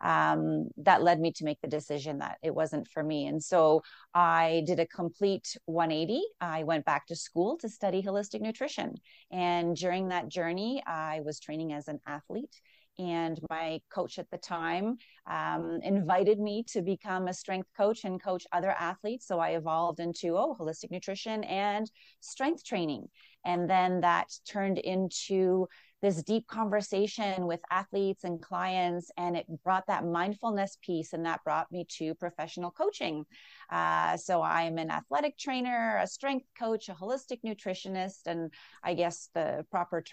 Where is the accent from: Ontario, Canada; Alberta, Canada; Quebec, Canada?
Ontario, Canada; Toronto; moved away as an adult; now in Calgary, Canada; I'm from Toronto originally, but I've been here for over 20 years